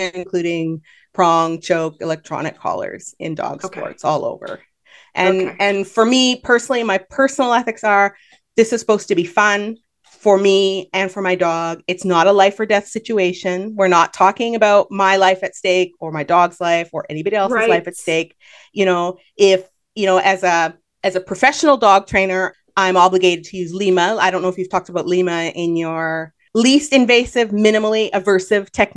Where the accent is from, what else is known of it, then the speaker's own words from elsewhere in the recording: Canada; I'm Canadian